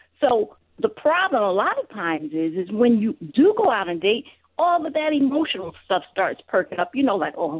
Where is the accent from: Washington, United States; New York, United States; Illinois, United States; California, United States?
New York, United States; Newburgh; accent: New York; I am from New York. I'm from upstate New York, from a little place called Newburgh.